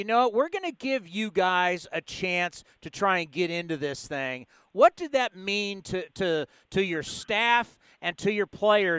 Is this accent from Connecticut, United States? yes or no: yes; Connecticut, United States; Yeah, growing up in Connecticut, it is – you know, when you start thinking there's a dividing line there, right?